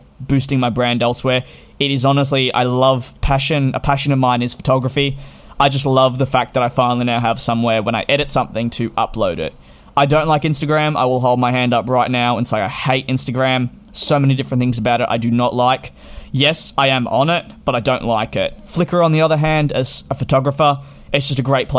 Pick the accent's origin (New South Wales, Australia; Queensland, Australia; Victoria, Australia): Victoria, Australia; Melbourne; I come from Melbourne